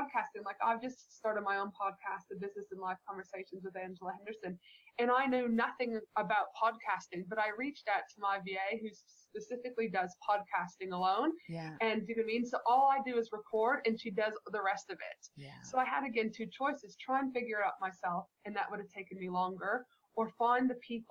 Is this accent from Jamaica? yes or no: no; Canada; moved away; when I was a child growing up in Canada